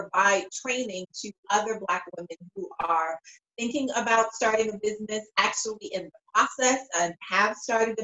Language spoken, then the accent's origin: English; Chicago, Illinois, United States; I'm originally from the South Side of Chicago